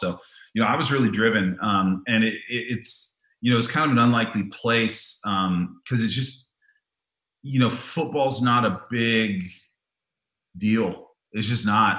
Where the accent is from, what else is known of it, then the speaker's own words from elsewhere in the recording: Tiburon, California, United States; I grew up in Tiburon, California